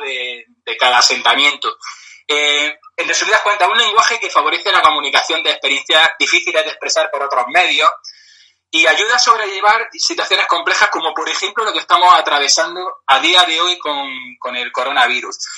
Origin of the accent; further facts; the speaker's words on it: Granada, Andalusia, Spain; yo soy de Granada